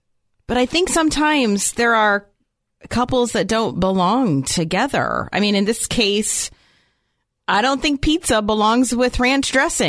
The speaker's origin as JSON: {"language": "English", "town": "Philadelphia", "region": "Pennsylvania", "country": "United States", "moved": "yes", "lives_now": "Iowa, United States", "said": "I'm from the Philadelphia area."}